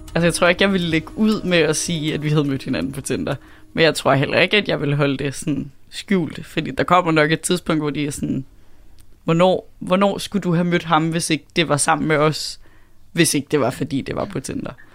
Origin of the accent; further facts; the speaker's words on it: Southern Jutland, Southern Denmark, Denmark; kommer fra Sønderjylland